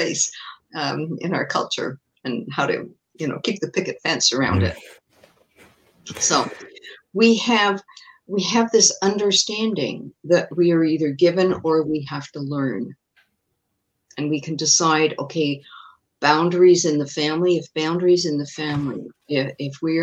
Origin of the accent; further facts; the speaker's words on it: England, United Kingdom; now in Montreal, Canada; I was born in England and I had a kind of pretty traditional, pretty strict British upbringing